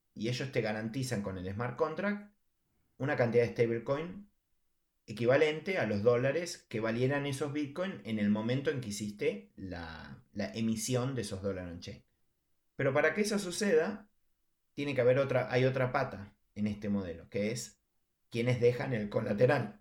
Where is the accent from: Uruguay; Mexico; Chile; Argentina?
Argentina; como argentino lo sé